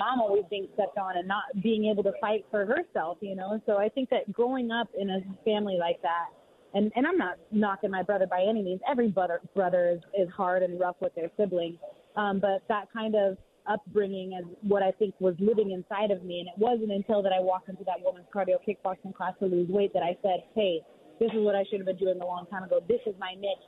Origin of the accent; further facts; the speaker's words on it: Pacific Northwest, United States; we're from the Pacific Northwest, and we're loyal to the soil up there